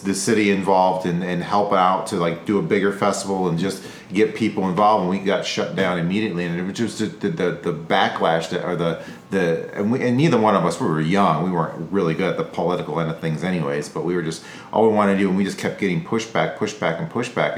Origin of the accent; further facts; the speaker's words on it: Rochester, New York, United States; I'm a musician, so I grew up in Rochester